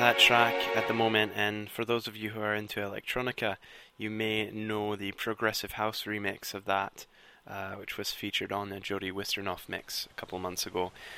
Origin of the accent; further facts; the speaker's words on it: Scotland, United Kingdom; accent: Scottish; my Scottish accent.